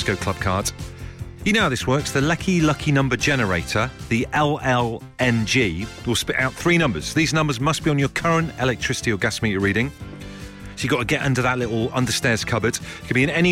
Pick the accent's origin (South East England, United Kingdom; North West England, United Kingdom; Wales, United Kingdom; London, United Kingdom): North West England, United Kingdom; Liverpool; moved away; we hail from Norris Green originally.